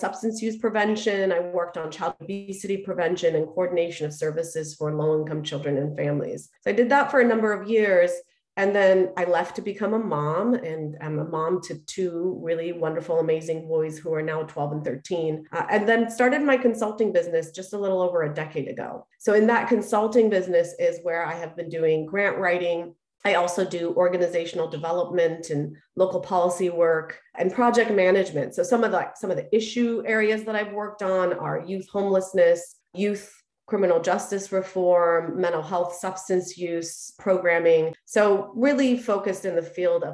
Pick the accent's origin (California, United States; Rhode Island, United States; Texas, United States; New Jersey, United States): California, United States; English is a second language; also born or lived in Iran; I left Iran, which is where I'm from, when I was 7 years old, spent a year in transit through Turkey and Germany, and came to California when I was 8 years old. And when I came here, I didn't speak English